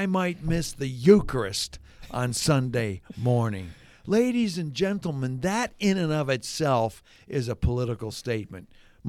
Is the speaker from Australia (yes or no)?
no; Hamilton, Ontario, Canada; But Jonathan was in my hometown, one of my hometowns, Hamilton, Ontario, Canada. Did he happen to say anything positive about my hometown?